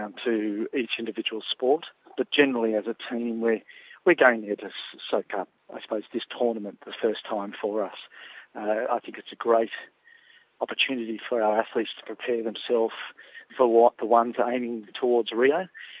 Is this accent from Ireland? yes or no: no; Australia; now in New Zealand; And I guess being Australian in New Zealand, we are in the Pacific.